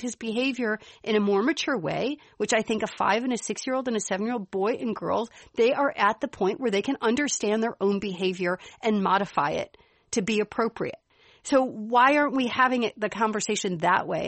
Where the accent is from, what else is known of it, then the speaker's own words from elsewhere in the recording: Chicago, Illinois, United States; accent: Chicago; my Chicago accent